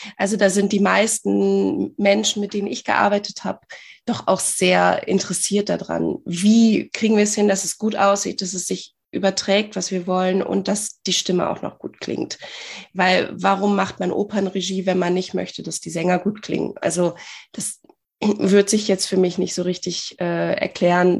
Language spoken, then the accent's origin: German; near Bielefeld, North Rhine-Westphalia, Germany; ich komme aus der Nähe von Bielefeld